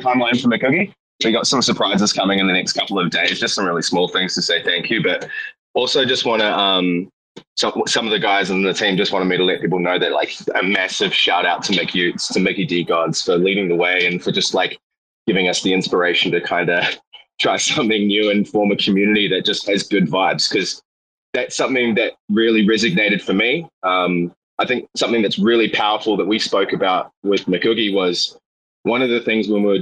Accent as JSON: {"language": "English", "country": "New Zealand", "said": "I'm from New Zealand"}